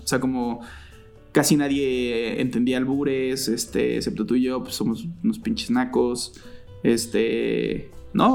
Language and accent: Spanish; Cuautitlán Izcalli, State of Mexico, Mexico; tengo 35 años al momento y crecí en Cotlán Iscali